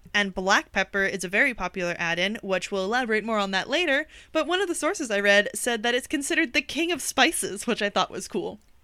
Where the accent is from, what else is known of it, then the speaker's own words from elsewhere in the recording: United States; accent: American; my American accent